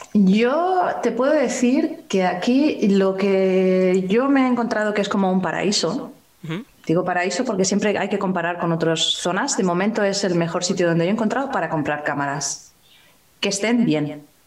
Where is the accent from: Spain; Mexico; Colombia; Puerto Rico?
Spain; yo como española, que vivo aquí